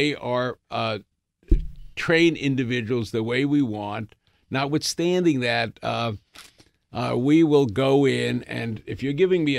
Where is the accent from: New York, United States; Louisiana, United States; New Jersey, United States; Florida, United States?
New York, United States; Bronx; I grew up in the Bronx